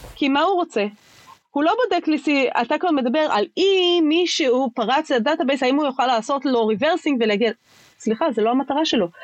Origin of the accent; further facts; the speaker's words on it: Israel; אנחנו כישראלים